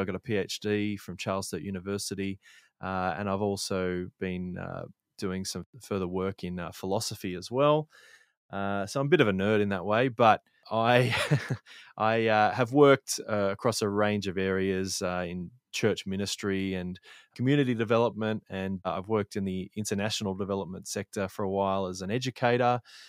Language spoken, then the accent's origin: English; Sydney, New South Wales, Australia; now in Canimbla, Australia; I grew up in Sydney, Australia, but nowadays I find myself living on a farm, kind of a hobby farm type thing, in a place called Canimbla.